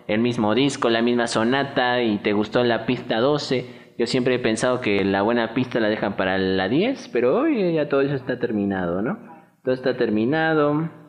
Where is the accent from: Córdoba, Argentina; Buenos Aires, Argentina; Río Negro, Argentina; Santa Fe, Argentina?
Buenos Aires, Argentina; venimos de Buenos Aires, estamos en una gira aquí por, por México viendo qué pasa, viendo alguna cuestión cultural.